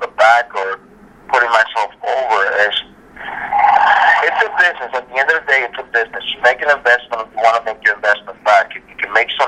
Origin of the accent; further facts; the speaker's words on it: New York City, New York, United States; I'm from Brooklyn myself.